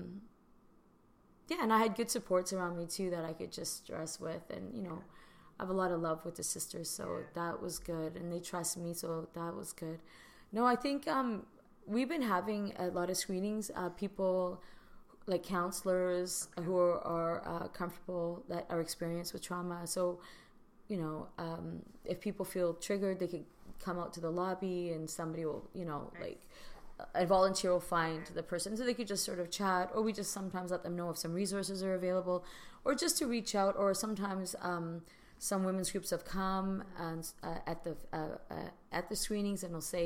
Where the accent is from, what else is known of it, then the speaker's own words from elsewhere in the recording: Vancouver, British Columbia, Canada; I'm from Vancouver.